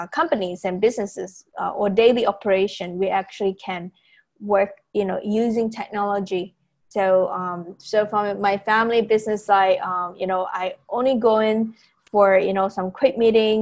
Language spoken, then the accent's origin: English; Penang, Malaysia; moved away as an adult; also born or lived in United States; I'm actually from Penang, Malaysia